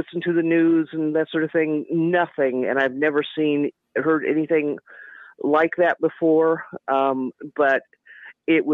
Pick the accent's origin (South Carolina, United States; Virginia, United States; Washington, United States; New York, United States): Washington, United States; Seattle; now in Roswell, United States; I grew up in Seattle